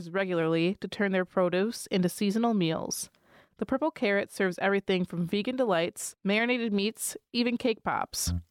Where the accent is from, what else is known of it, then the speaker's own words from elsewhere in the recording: Michigan, United States; moved away; also born or lived in Philadelphia; I grew up in Michigan.